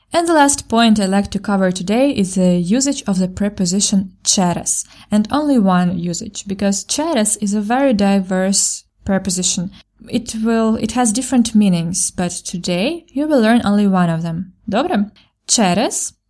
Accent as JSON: {"language": "English", "country": "Ukraine", "first_language": "Ukrainian", "second_language": "English", "said": "Я українка і вчителька української"}